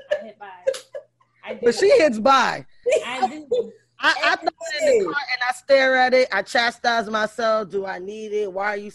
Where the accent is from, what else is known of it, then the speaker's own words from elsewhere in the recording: New York City, New York, United States; I'm from the Bronx.